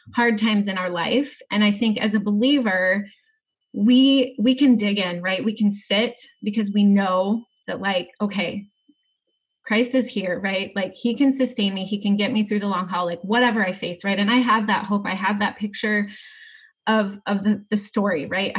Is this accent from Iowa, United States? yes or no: yes; Atlantic, Iowa, United States; Southwest Iowa. So I grew up in Atlantic